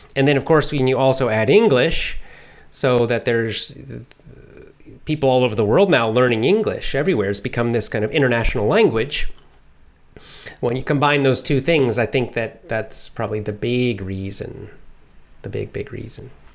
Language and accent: English; United States; since I'm American